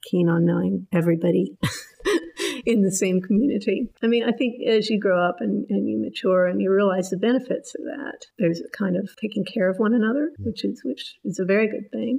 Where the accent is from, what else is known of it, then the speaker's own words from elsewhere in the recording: southern Ohio, United States; moved away as an adult; now in Hobart, Australia; I grew up in a very small town in southern Ohio.